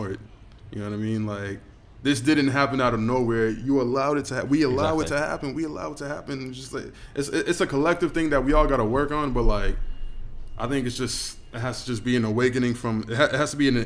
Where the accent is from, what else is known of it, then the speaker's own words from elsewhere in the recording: Boston, Massachusetts, United States; moved away as an adult; now in Australia; I grew up in Dorchester in Boston